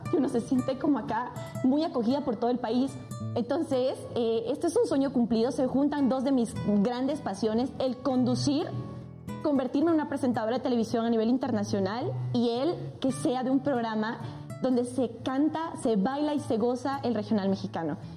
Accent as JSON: {"language": "Spanish", "town": "Sucre", "region": "Chuquisaca", "country": "Bolivia", "tie": "born or raised there", "moved": "yes", "said": "Amo con locura mi ciudad natal Sucre toda la diversidad de mi querida Bolivia"}